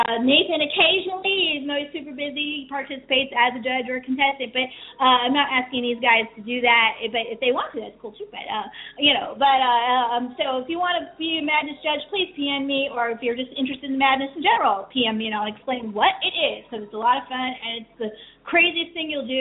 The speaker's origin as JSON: {"language": "English", "town": "San Francisco", "region": "California", "country": "United States", "said": "I'm from San Francisco"}